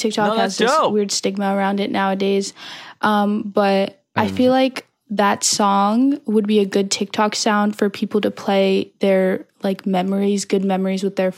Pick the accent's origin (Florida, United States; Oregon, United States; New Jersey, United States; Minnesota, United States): New Jersey, United States; from New Jersey, and I've been a longtime fan of Sugar Pine 7.